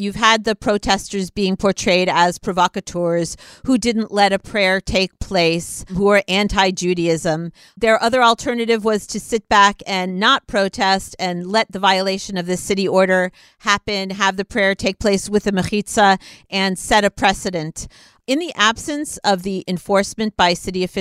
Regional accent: United States; now in Israel; I'm an American, so I come from where there's, you know, clear separation of church and state

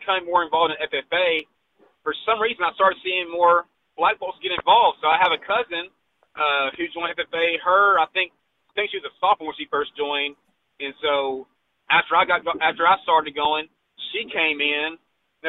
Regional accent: Texas, United States; my home state

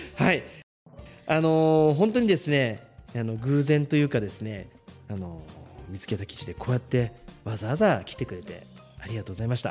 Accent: Shizuoka, Japan; 僕もねこの清水生まれ清水育ちで

